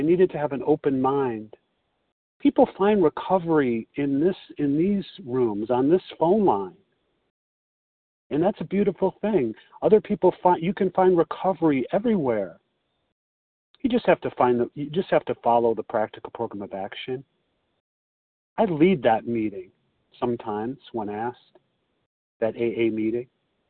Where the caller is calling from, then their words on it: Chicago, Illinois, United States; This is …, and I'm recovered today from Chicago.